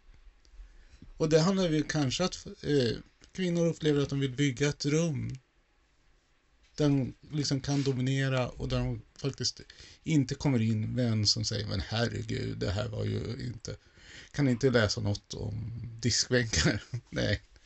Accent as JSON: {"language": "Swedish", "country": "Sweden", "tie": "born or raised there", "said": "jag som då infödd svensk"}